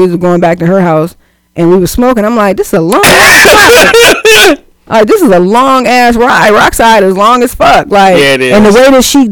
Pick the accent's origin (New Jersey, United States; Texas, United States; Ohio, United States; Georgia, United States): Ohio, United States; Cleveland; I'm a West Sider